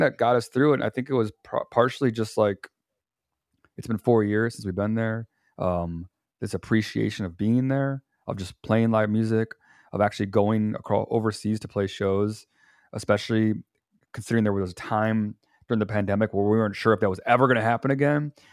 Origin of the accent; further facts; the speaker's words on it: Chicago, Illinois, United States; also born or lived in Indiana; I was raised up here in Chicago